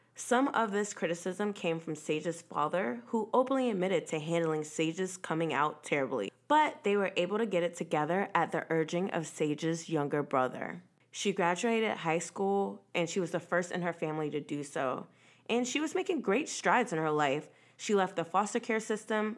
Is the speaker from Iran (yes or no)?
no; Virginia, United States; I'm from Virginia